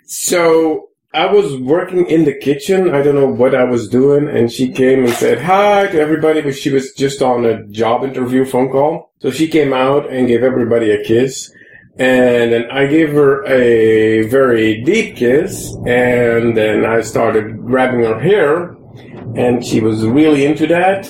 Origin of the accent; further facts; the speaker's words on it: West Virginia, United States; accent: West Virginian; now in Bay Area, United States; my West Virginian accent.